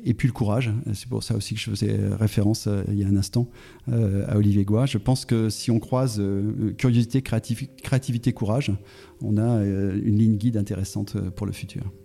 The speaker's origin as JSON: {"language": "French", "region": "Auvergne-Rhône-Alpes", "country": "France", "said": "je suis auvergnat"}